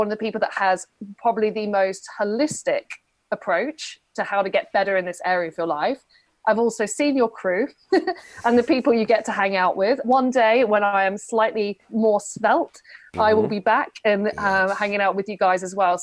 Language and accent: English; United Kingdom; I'm a British woman